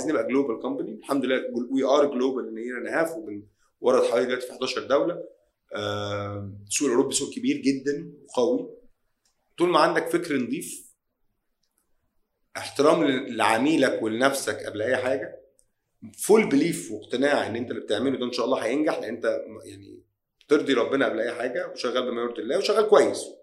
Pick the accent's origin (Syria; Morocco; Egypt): Egypt; مش عشان انا مصري ولا شركتي هنا آه بلدنا قويه جدا